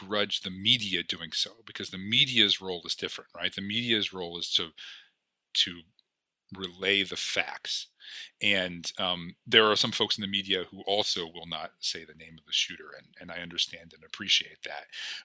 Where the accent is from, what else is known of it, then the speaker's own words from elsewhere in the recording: Cordova, Alaska, United States; also born or lived in Eagle, Alaska / Anchorage, Alaska; I grew up in Cordova. Until I was 7, I lived in Eagle, which is a small town on the Yukon. And then I went to high school in Cordova.